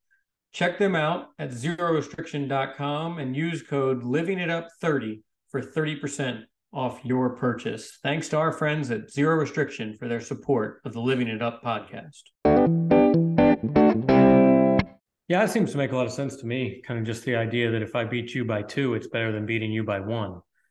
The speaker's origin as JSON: {"language": "English", "country": "Spain", "said": "I like playing in Europe and I like supporting my home country in the Spanish Open and that kind of thing."}